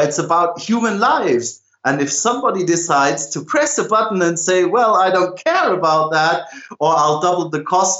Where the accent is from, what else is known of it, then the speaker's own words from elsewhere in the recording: Germany; I'm from Germany